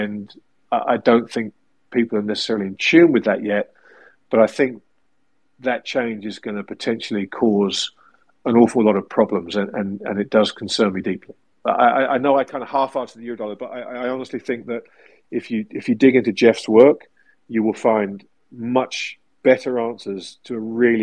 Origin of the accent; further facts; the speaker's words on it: England, United Kingdom; growing up in England as I did